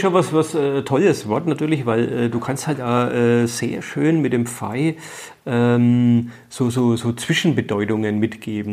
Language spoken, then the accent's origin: German; Dachsbach, Bavaria, Germany; first language Franconian; ich komme äh, aus Dachsbach im Eichgrund